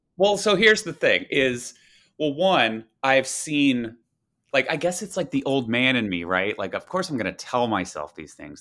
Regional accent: the South, United States; moved away; growing up in the South, it was all football all the time

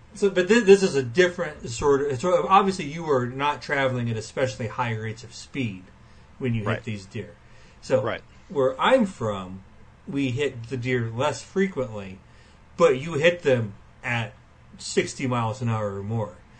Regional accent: Western Illinois, United States; I am from Western Illinois

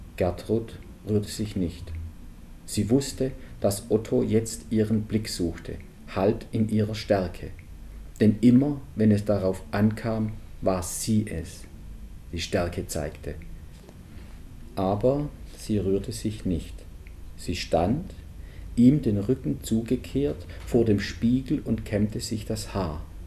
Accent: Swabian Jura, Baden-Württemberg, Germany; accent: Swabian; moved away as an adult; now in Munich, Germany; ich bin ja selber in, auf den Filtern nicht aufgewachsen, sondern auf der Schwäbischen Alb und jetzt dann auch schon immerhin 18 Jahre in München.

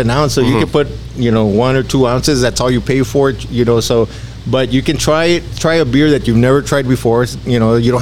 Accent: Alamo, United States; I'm from Alamo. I love Alamo. I was a city commissioner here.

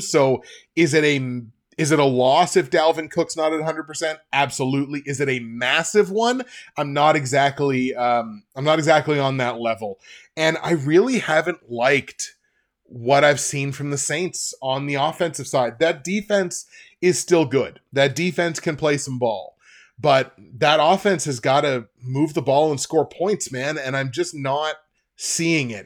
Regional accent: Canada; also born or lived in Nova Scotia; I'm, I'm Canadian

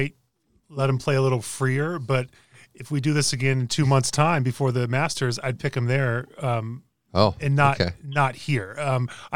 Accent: Cypress, California, United States; … and I, two guys born and raised in Cypress, California

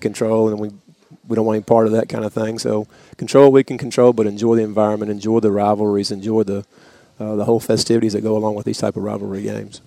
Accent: East Tennessee, United States; also born or lived in DeWittville, New York; I moved to East Tennessee when I was in uh, fourth grade

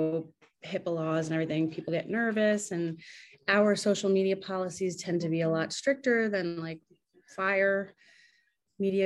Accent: New York City, New York, United States; also born or lived in Poughkeepsie; I was raised here in Queens

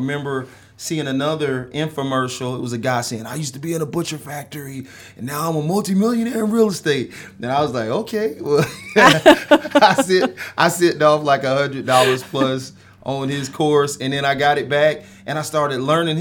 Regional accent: Atlanta, Georgia, United States; I grew up in Georgia, okay. In Atlanta, South Atlanta

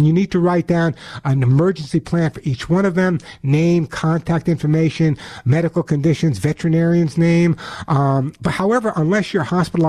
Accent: New York, United States; especially with friends of mine in New York, and you would never know my accent, that's where I'm originally from.

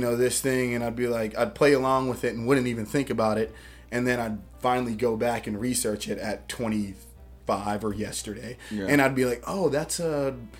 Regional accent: Greensboro, North Carolina, United States; also born or lived in Queens, New York; so I grew up in Greensboro. Okay. I was born in Queens. We came down here when I was like three.

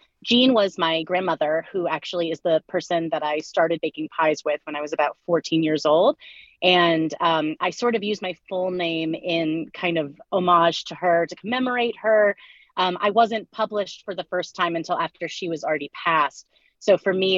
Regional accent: Lawrence, Kansas, United States; I am from Lawrence, Kansas

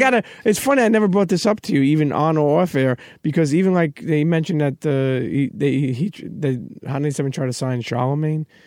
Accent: New York, United States; we're from New York

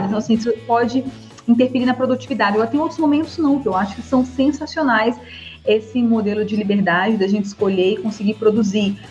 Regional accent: Brasília, Federal District, Brazil; sou de Brasília, sou formada pela Universidade de Brasília

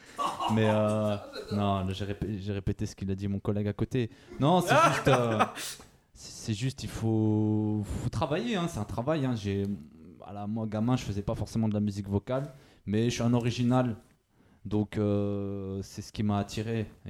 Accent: Firminy, Auvergne-Rhône-Alpes, France; now in Lyon, France; je viens d'à côté de Saint-Etienne, je viens de Firmini à la base

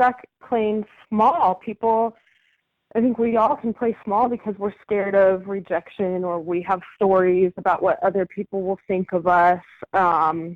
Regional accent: Arizona, United States; now in San Diego, United States; I'm based here in San Diego. I started out, I was born and raised in Arizona, so I'm a desert rat

